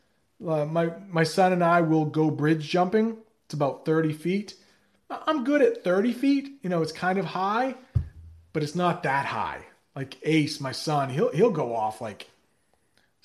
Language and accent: English; United States; as an American.